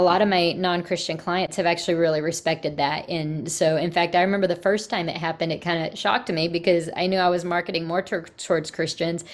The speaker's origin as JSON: {"language": "English", "region": "Texas", "country": "United States", "also_born_or_lived": "Virginia", "moved": "as an adult", "said": "I'm from Texas"}